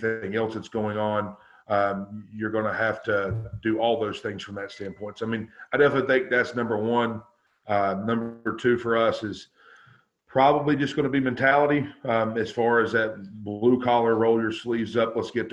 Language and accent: English; North Carolina, United States; moved away as an adult; now in Quincy, United States; I'm originally from North Carolina, and I've been here for going on 10 years.